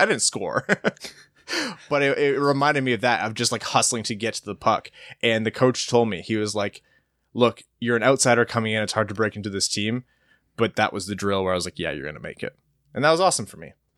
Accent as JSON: {"language": "English", "town": "Windsor", "region": "Ontario", "country": "Canada", "said": "I come from Windsor and I thought that we were good at hockey"}